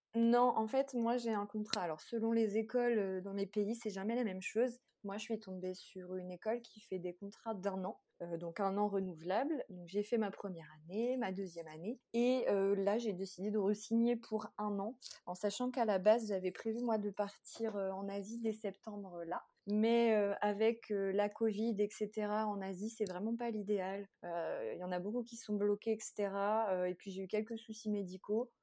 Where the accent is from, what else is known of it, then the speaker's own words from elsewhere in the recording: France; moved away as an adult; now in Egypt; en tant que Français